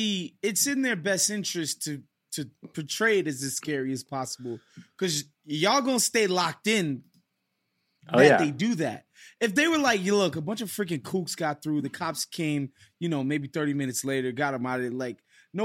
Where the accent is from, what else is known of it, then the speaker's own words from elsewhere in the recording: United States; But I remember thinking to myself, as an American, being there, and it kind of, not going to lie, it ruined my last night in Spain.